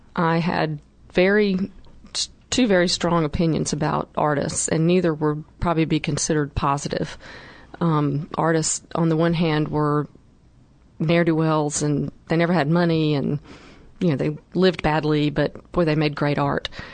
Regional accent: North Carolina, United States; my background and growing up in North Carolina

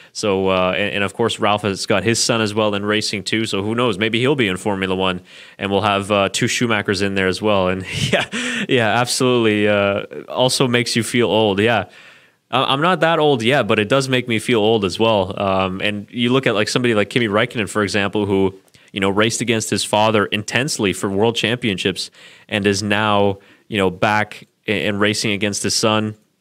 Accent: Burlington, Ontario, Canada; I was actually born in Burlington, Ontario, which is pretty much right next there to, uh, Hamilton, so I do know that area fairly well.

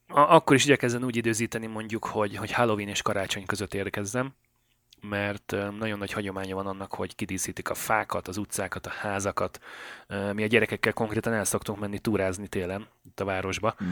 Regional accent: Great Hungarian Plain, Hungary; moved away as an adult; now in Canada; Én tulajdonképpen elmondhatom magam, hogy alföldi gyerek vagyok, az Alföldön születtem.

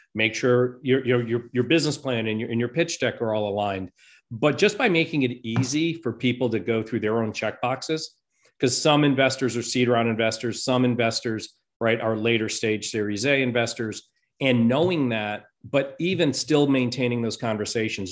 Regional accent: Rhode Island, United States; now in Saint Louis, United States; I grew up on the East Coast in Rhode Island in, uh, in that tiny little state.

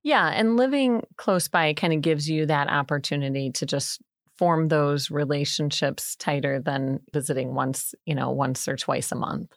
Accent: Bourbonnais, Illinois, United States; also born or lived in DeKalb, Illinois / Northern Wisconsin; I grew up born and raised in Bourbonnais

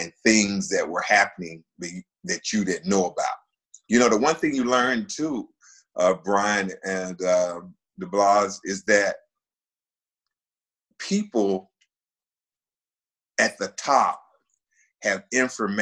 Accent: Winston-Salem, North Carolina, United States; moved away as an adult; now in Charleston, United States; Winston-Salem State, which is where my hometown is

